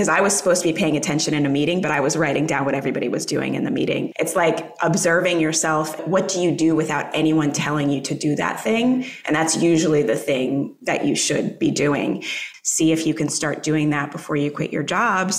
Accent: United States; also born or lived in Jamaica; I'm American.

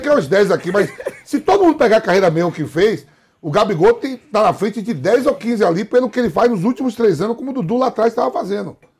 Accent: Northeast Brazil, Brazil; eu sou nordestino

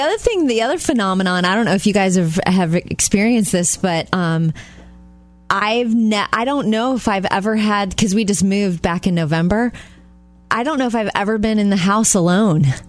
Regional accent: Jupiter, Florida, United States; moved away; when I go home to Jupiter, Florida, my hometown, to see my parents

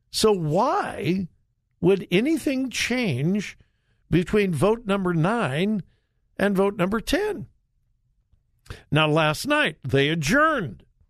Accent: Long Beach, California, United States; moved away as an adult; now in Florida, United States; I was born in, uh, Long Beach, California.

